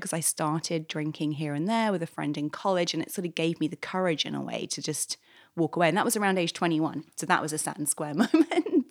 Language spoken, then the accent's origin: English; London, United Kingdom; moved away as an adult; now in New York, United States; I'm from London originally